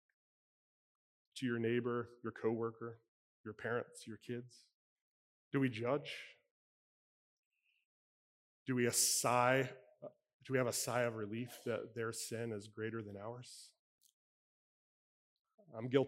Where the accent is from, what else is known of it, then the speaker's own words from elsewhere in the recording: Cincinnati, Ohio, United States; now in Pittsburgh, United States; I was born and raised in Cincinnati